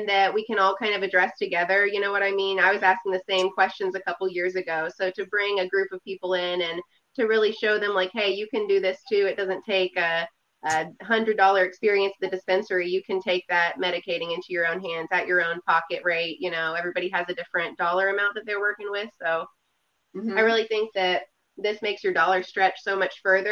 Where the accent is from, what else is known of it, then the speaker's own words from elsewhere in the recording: Southwest Missouri, United States; I am from Southwest Missouri